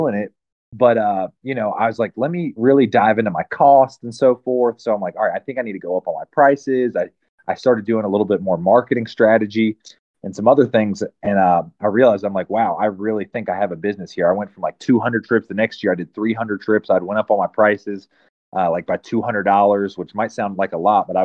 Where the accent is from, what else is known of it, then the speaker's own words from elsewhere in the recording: Lake Wylie, South Carolina, United States; moved away; also born or lived in Maryland; I was born in South Carolina, grew up on Lake Wiley, Little Allison Creek